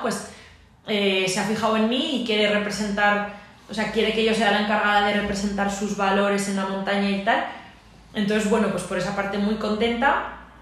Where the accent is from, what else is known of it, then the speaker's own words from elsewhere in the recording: Aragon, Spain; que soy más maña y más orgullosa